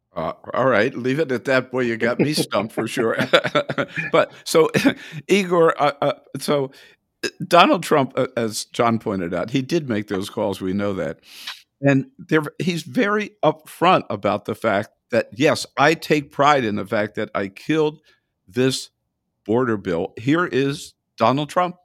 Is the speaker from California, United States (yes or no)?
yes; California, United States; I am from California